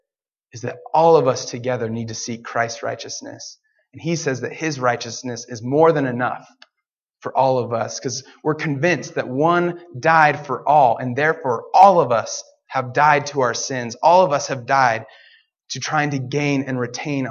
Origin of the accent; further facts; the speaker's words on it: Portland, United States; I'm from Portland